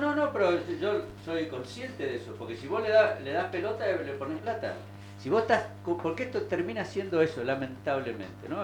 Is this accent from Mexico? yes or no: no; Argentina; como ciudadano argentino